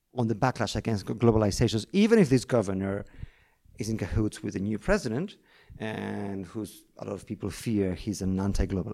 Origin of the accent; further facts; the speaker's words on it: Buenos Aires, Argentina; also born or lived in London / New York / Lagos; now in São Paulo, Brazil; I was born in Buenos Aires, in Argentina.